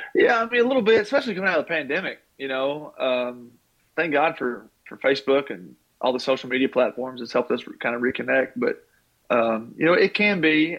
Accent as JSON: {"language": "English", "town": "Taylorsville", "region": "Kentucky", "country": "United States", "tie": "born or raised there", "said": "growing up in Taylorsville, we didn't have a pro team in Louisville."}